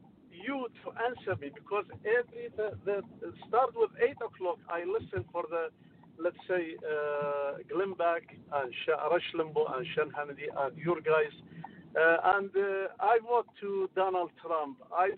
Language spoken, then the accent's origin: English; Iraq; now in Modesto, United States; I am from Iraq. I am Christian Assyrian.